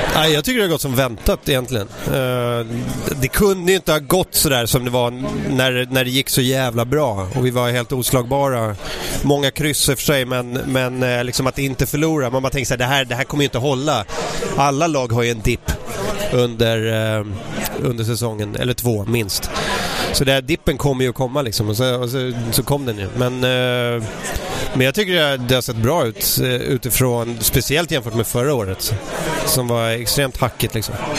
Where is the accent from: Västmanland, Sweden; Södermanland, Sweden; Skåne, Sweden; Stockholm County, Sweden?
Stockholm County, Sweden; Ösmo; jag växte upp i Ösmo, om man tar pendeltåget söderut mot Nynäs så, så finns en station där som heter Ösmo